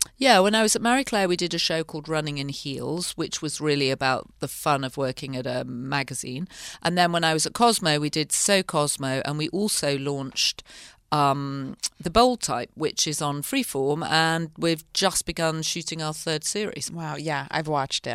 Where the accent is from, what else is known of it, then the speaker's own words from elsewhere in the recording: the north of England, United Kingdom; moved away as an adult; also born or lived in London; I grew up in the north of England